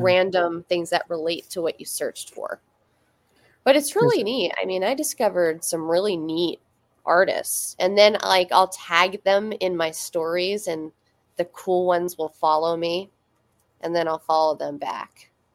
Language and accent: English; Schuylkill Haven, Pennsylvania, United States; moved away as an adult; now in near Scranton, United States; My hometown was, uh, it was Schuylkill Haven, which is, it's spelled really weird like S C H U Y L K I L L Haven.